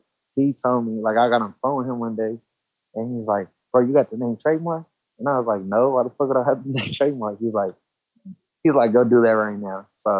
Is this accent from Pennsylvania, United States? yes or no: no; Los Angeles, California, United States; I grew up in East Hollywood, around like Santa Monica, Western side.